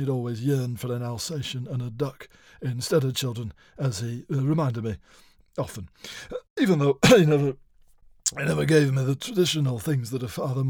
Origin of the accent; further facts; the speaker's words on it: Stockport, North West England, United Kingdom; born there; also born or lived in West Sussex / Norfolk / Bath / Plaistow; Now, I moved around, as I say, a lot as a child. I was born in Stockport.